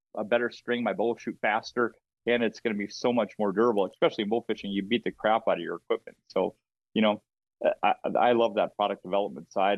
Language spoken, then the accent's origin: English; Minnesota, United States; I'm from Minnesota